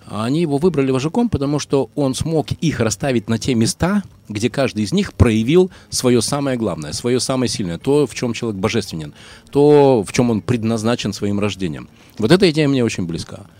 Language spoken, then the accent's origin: Russian; Izhevsk, Udmurtia, Russia; 28-го буду в Ижевске, так что имею в виду, если да. там что-то надо кому-то передать, то пожалуйста. Супер, мой родной город.